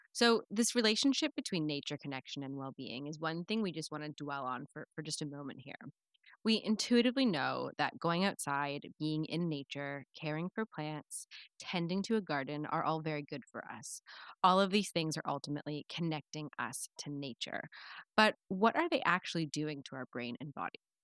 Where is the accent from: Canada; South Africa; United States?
Canada; my home country